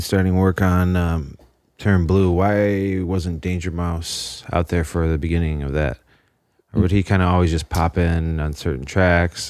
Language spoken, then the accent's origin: English; Chicagoland area, Indiana, United States; I'm from Indiana, Chicagoland area